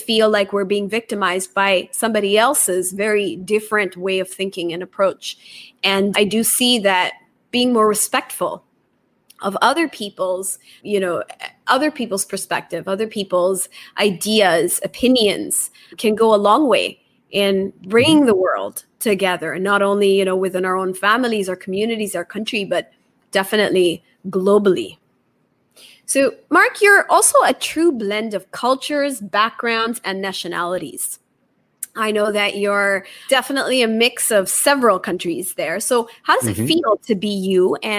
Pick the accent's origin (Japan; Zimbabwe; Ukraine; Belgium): Japan; also born or lived in Taiwan; I'm Indian by nationality, but I was born in Taiwan. I was raised in Japan.